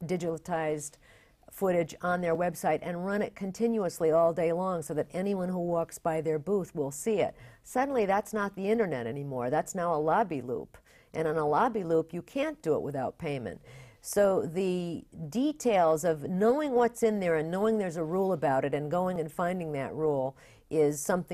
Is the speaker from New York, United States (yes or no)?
yes; Bath, New York, United States; I grew up in upstate New York, Bath, New York.